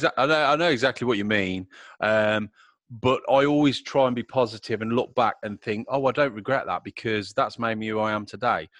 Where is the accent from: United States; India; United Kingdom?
United Kingdom; Middle of England